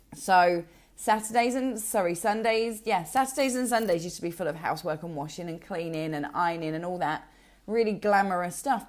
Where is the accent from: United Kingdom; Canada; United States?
United Kingdom; Essex, East of England; from Essex